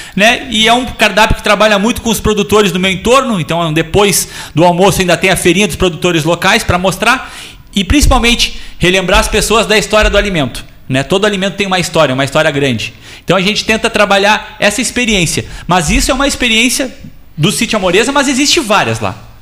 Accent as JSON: {"language": "Portuguese", "town": "Pelotas", "region": "Rio Grande do Sul", "country": "Brazil", "tie": "born or raised there", "moved": "as an adult", "lives_now": "Morro Redondo, Brazil", "said": "eu sou pelotense, eu, eu, eu, eu nasci aqui, eu sou daqui, sou aqui da Andrade Neves com o Major Cícero e Cassiano, morei toda a minha, a minha até meus 17 anos ali"}